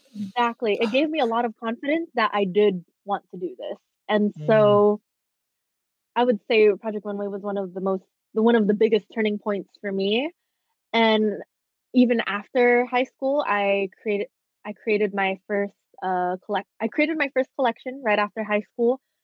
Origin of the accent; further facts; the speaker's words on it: Bellflower, California, United States; I was just born in Bellflower, California